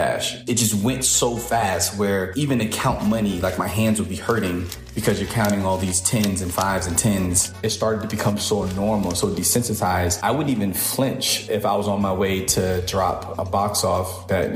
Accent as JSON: {"language": "English", "town": "New York City", "region": "New York", "country": "United States", "tie": "born or raised there", "said": "I was born in Brooklyn, New York. I was raised by my mother."}